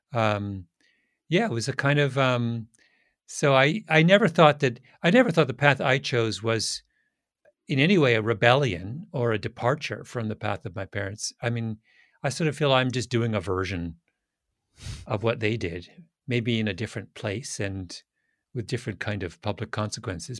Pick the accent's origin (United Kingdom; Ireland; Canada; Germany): Canada; moved away as an adult; now in United States; I'm a Canadian